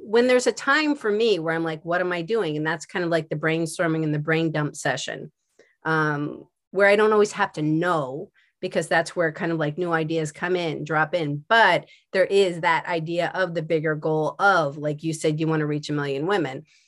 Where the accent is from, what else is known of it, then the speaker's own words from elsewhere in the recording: Philadelphia, Pennsylvania, United States; also born or lived in West Coast / New York; now in New Jersey, United States; I'm from Philadelphia